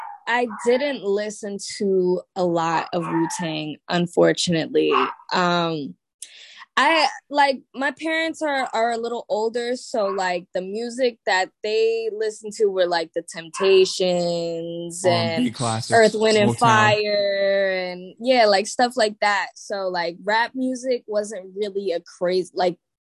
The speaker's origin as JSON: {"language": "English", "town": "Staten Island", "region": "New York", "country": "United States", "tie": "born or raised there", "said": "Word. Staten Island. So I always say, like, I already kind of lived life in a bubble, like just off of where I went to school, just off of just my whole environment at that time was church and school."}